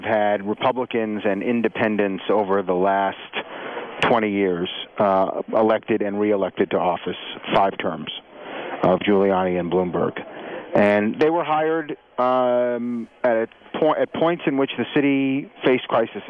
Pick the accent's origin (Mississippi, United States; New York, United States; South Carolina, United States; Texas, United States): New York, United States; When I was growing up in New York, Lower Manhattan in the evenings was a ghost town